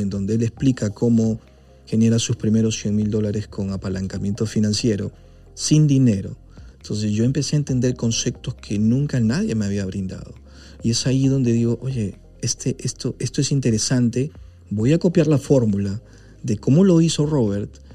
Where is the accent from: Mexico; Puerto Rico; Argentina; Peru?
Peru